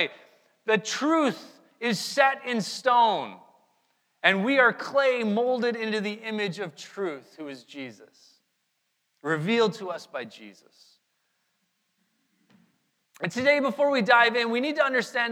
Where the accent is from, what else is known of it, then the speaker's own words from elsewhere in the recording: Manitoba, Canada; Our family, we grew up in Manitoba